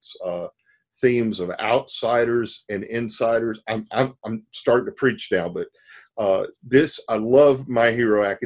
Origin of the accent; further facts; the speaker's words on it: the South, United States; I'm growing up in the South in a small town